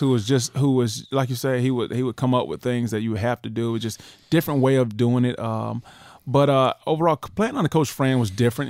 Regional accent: United States; moved away as an adult; also born or lived in Alabama; I grew up in right near the Florida, Florida State, the Florida, Georgia rival

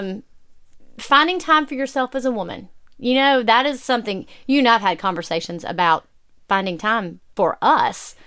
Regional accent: Alabama, United States; I grew up down here in Alabama

